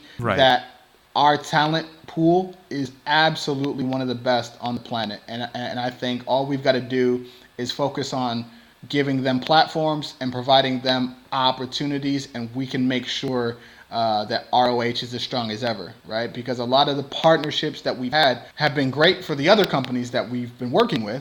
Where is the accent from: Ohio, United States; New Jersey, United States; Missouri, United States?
Ohio, United States; Cleveland; now in Houston, United States; it's really rough growing up on the East Side